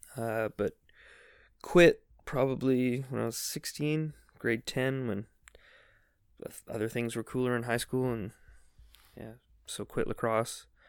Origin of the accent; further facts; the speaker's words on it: Victoria, British Columbia, Canada; moved away as an adult; also born or lived in Nanaimo; now in South Korea; I grew up in Nanaimo in Victoria, which are both on Vancouver Island